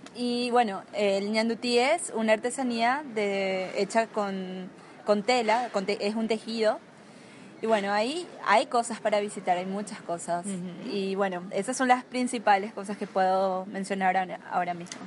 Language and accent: Spanish; Asunción, Paraguay; Soy de Asunción, de la capital de, Paraguay